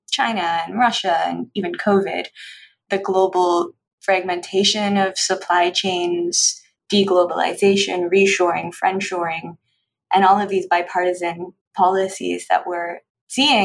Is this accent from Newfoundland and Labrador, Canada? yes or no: yes; Newfoundland and Labrador, Canada; moved away; also born or lived in Nova Scotia; I grew up in Newfoundland where my grandfather was a fisherman